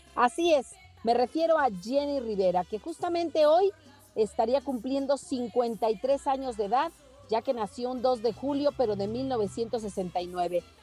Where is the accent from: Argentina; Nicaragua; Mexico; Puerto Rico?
Mexico; nos concierne a todos como mexicanos